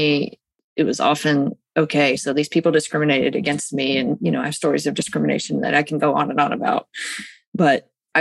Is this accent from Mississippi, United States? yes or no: yes; Mississippi, United States; I live in Mississippi and I'm from Mississippi